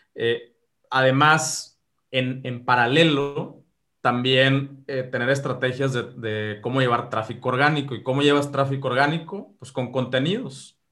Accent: Mexico; yo que soy de México

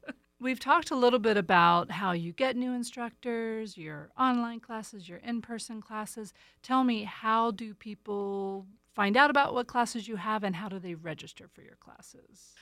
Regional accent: East Coast, United States; moved away; I'm from the East Coast

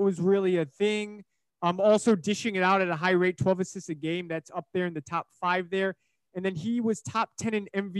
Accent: Chicago, Illinois, United States; We grew up in Chicago

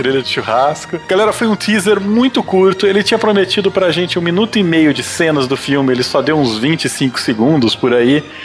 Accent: Brazil; para nós como brasileiros

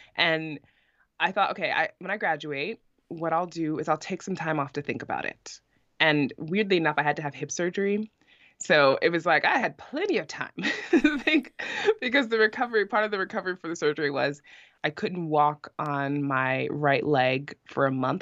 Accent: New York City, New York, United States; moved away as an adult; now in Iceland; I'm born and raised in New York City, specifically in Brooklyn, New York, in Bushwick

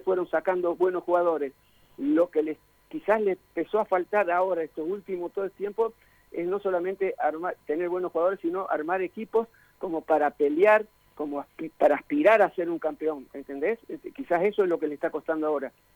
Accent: Corral de Bustos, Córdoba, Argentina; yo soy de Corral de Gusto

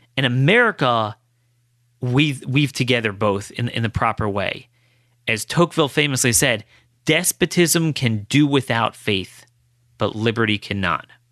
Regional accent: United States; as an American Jew

